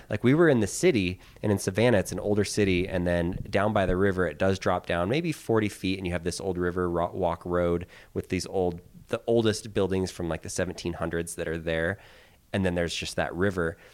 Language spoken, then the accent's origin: English; Philippines; now in United States; I was born in the Philippines. I lived there for many years.